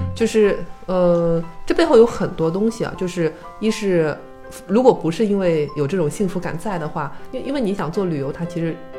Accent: China; also born or lived in Shanghai; 我是中国人

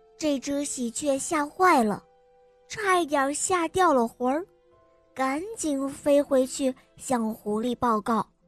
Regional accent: Harbin, Heilongjiang, China; 我六岁了，我来自美丽的哈尔滨

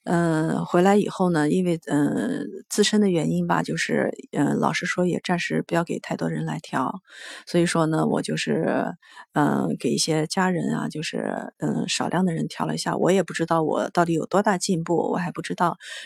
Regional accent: Chengdu, Sichuan, China

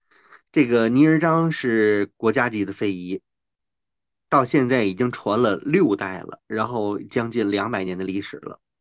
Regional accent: Tianjin, China; 呃，我们天津人叫他大冯啊，因为他的身高就非常的

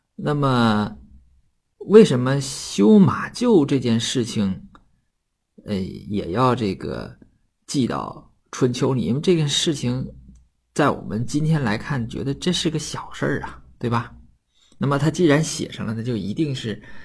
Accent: Northeast China, China; accent: Northeastern Mandarin (Dongbei dialect); 用我们东北话叫做“鸟悄儿”了

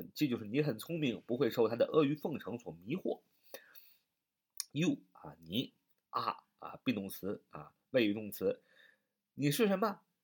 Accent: China; 我们中国人民

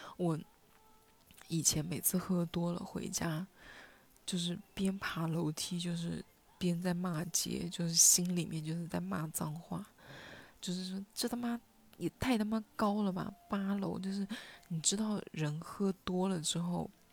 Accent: Hunan, China; first language Hunanese; now in Shenzhen, China; 用我的家乡话，就是用湖南话

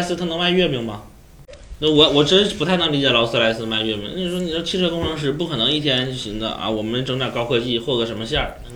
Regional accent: Northeast China, China; 我们东北就是吃月饼我，我记得中秋节我们老家那边会看一些庙会啊，逛灯什么的

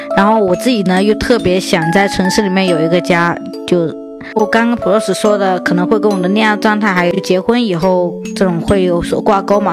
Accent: Chenzhou, Hunan, China; now in Shanghai, China; 相对于我的老家来说就郴州

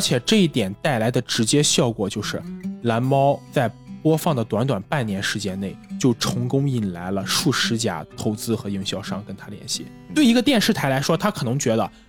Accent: China; 我们中国人

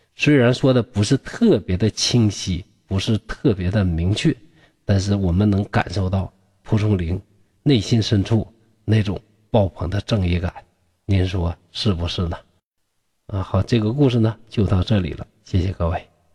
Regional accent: Shenyang, Liaoning, China; 我家乡啊，这个沈阳

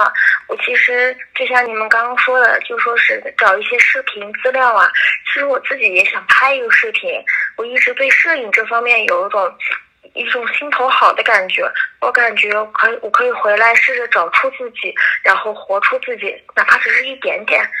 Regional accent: Jiangsu, China; now in Lanzhou, China; 我家呃，我老家在江苏，但是我现在在兰州，贼好玩的地方，好多好吃的，可以来这里玩

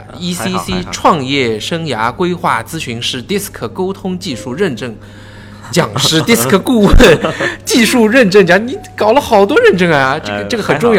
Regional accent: Shanghai, China; 我们上海话

